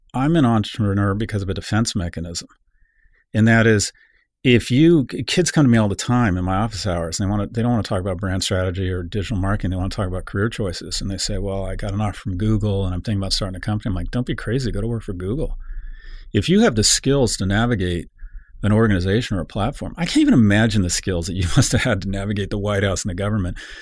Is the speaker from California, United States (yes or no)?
yes; San Diego, California, United States; I was born in San Diego